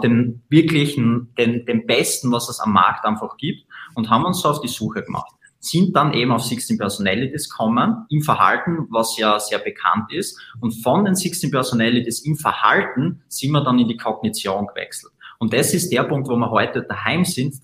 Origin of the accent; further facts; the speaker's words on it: Graz, Styria, Austria; wir kommen aus Österreich, aus Graz